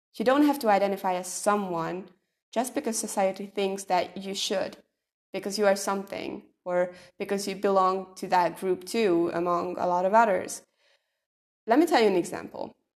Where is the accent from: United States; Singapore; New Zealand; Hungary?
Hungary; I'm from Hungary